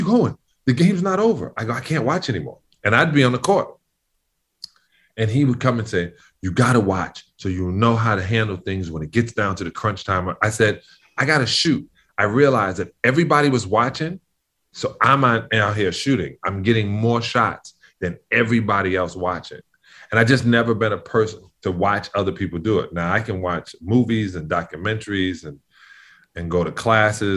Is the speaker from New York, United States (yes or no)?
yes; New York City, New York, United States; I grew up in New York.